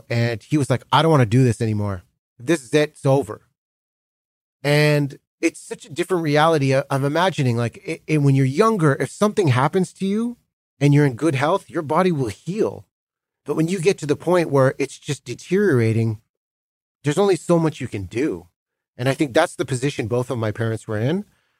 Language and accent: English; Delta, British Columbia, Canada; Like, we grew up in Delta, British Columbia. I came home.